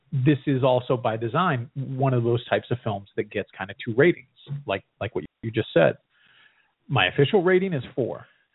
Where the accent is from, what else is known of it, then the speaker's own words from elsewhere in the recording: New England, United States; I grew up in New England.